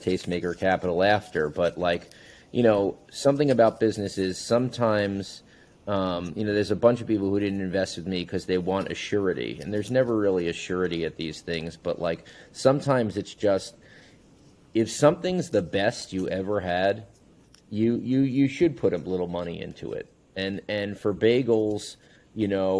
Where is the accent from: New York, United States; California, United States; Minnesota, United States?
New York, United States; Long Island; moved away as an adult; also born or lived in Chicago; coming from, you know, the mecca of bagels, New York, Long Island